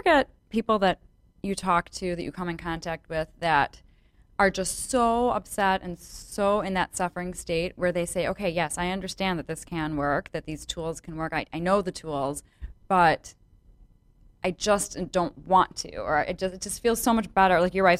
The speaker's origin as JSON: {"language": "English", "town": "Chicago", "region": "Illinois", "country": "United States", "accent": "Chicago", "said": "my Chicago accent. It must be because I'm from Chicago."}